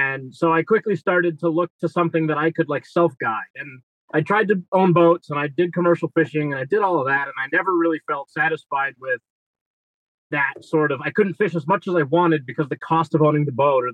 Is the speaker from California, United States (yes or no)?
yes; Newport Beach, California, United States; I grew up in Newport Beach, California, which is like a yachty sort of place